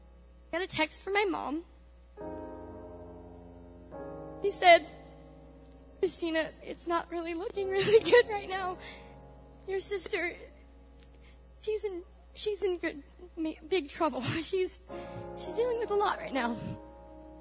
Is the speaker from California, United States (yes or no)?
yes; California, United States; moved away as an adult; now in Missouri, United States; I mean, I said I'm from California. Moving to Missouri was a big deal for me. I had to leave them and be on my own for a change.